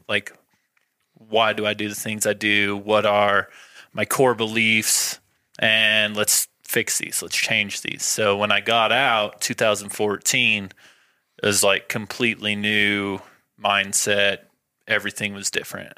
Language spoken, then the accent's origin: English; Rexburg, Idaho, United States; also born or lived in Rigby, Idaho; I was born born in Rexburg, grew up mostly in Rexburg, Rigby area.